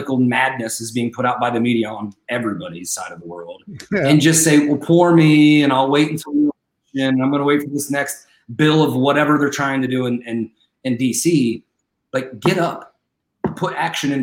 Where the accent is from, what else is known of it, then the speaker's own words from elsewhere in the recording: United States; we as an American society